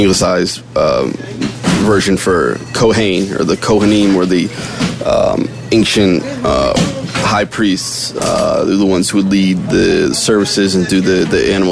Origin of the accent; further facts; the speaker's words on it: Bangor, Maine, United States; moved away as an adult; also born or lived in Canada; now in New York City, United States; I'm originally from Bangor, Maine